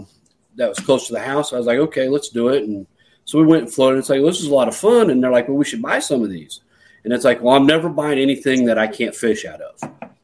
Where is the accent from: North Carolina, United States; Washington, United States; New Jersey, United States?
North Carolina, United States; Asheville; now in Iowa, United States; I prefer to use the term Appalachian American now. I'm originally from Asheville, North Carolina.